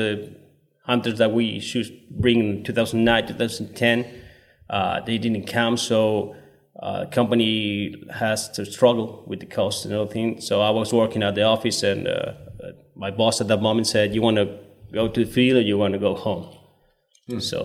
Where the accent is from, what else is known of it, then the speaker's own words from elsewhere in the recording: Córdoba, Argentina; born and raised in Cordoba